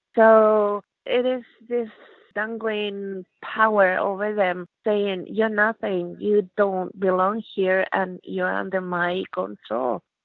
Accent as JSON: {"language": "English", "country": "Chile", "also_born_or_lived": "Canada", "moved": "yes", "lives_now": "Regina, Canada", "said": "I come from Chile"}